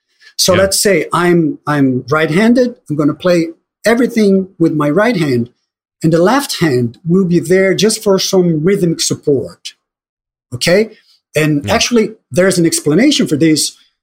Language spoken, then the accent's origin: English; Brazil; You know, as you said, growing up in Brazil, and I'm sure things are different now